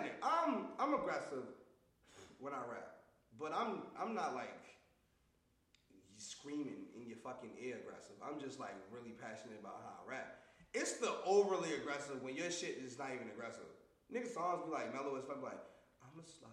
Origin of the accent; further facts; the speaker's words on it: Baltimore, Maryland, United States; moved away; also born or lived in Jackson Wood; I'm originally from Baltimore